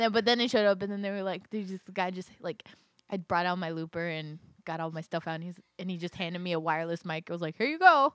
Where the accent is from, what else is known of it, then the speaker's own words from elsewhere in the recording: Los Angeles, California, United States; moved away as an adult; now in Virginia, United States; I'm from Los Angeles, but all of my blood is Latina.